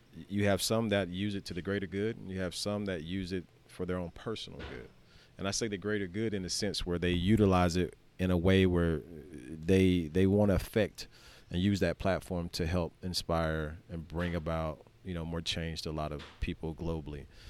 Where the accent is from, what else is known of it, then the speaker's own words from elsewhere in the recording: Skipperville, Alabama, United States; I'm the kid from Skipperville seven years ago